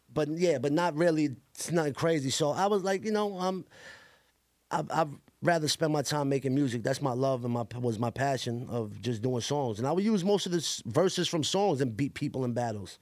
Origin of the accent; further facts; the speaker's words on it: New York City, New York, United States; also born or lived in Staten Island; I grew up in Coney Island my whole life